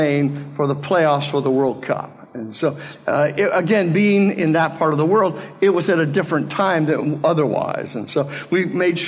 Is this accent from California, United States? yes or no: yes; Palm Springs, California, United States; moved away; My wife and I grew up out in the Coachella Valley, Palm Springs area